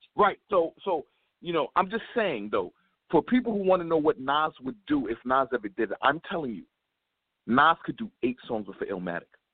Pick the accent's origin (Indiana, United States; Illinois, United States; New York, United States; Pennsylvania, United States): New York, United States; New York City